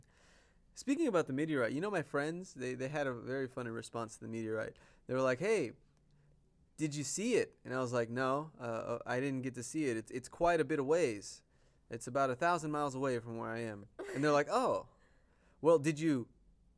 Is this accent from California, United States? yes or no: yes; California, United States; also born or lived in Las Vegas, Nevada; now in Novosibirsk, Russia; I was born in California